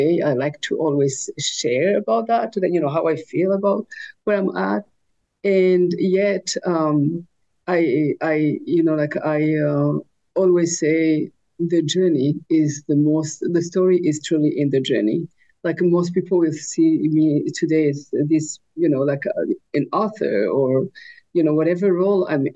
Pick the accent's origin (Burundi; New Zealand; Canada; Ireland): Burundi; also born or lived in Rwanda / France / Burkina Faso; now in North Dakota, United States; I was born in Burundi, and I lived in Burundi, Rwanda, France, Burkina Faso